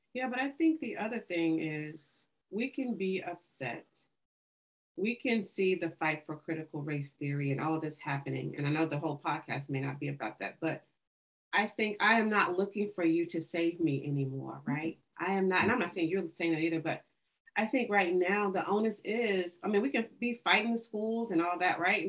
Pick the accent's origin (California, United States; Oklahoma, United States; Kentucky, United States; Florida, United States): Oklahoma, United States; Tulsa; also born or lived in Arkansas; I grew up in Tulsa and um, right near Black Wall Street. So grew up there, born in Arkansas